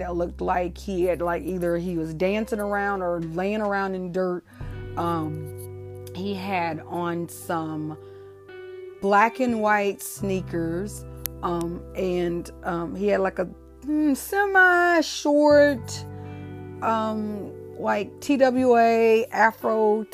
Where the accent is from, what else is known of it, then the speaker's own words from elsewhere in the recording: Ferguson, Missouri, United States; also born or lived in St. Louis, Missouri; I am originally from St. Louis, Missouri. My parents moved to Ferguson, Missouri in probably 1979-ish.